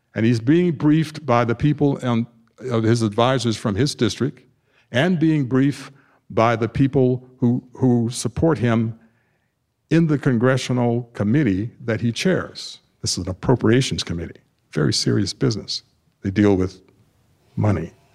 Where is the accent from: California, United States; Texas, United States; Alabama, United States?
Alabama, United States; Tuskegee; moved away as an adult; now in Naperville, United States; I grew up in Tuskegee, Alabama, the Deep South